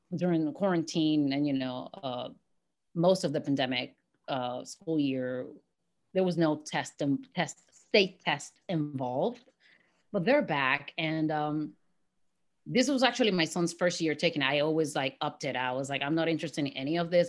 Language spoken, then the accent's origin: English; San Juan, Puerto Rico; moved away; was born and raised in Puerto Rico. And, um, in Santurce